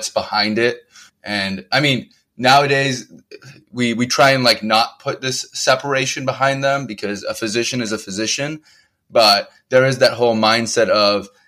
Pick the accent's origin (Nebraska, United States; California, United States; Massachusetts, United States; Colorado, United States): California, United States; Bay Area; moved away as an adult; also born or lived in Hudson Valley, New York / New York City; now in Columbus, Ohio, United States; I'm originally a California native. I grew up in the Bay Area.